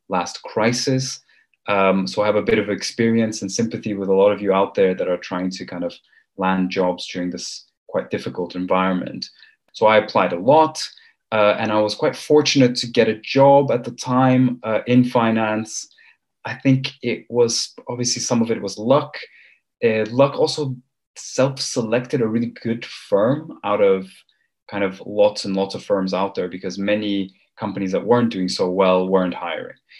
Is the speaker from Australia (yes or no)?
no; Copenhagen, Capital Region of Denmark, Denmark; moved away as an adult; also born or lived in Armenia / Cambridge, United Kingdom / London, United Kingdom; I'm originally from Armenia, which is a country some of you might have heard of. Uh, it's a very small place. I left, or my family left Armenia in the early 90s, and I grew up in the West, uh, mainly in Denmark, in Copenhagen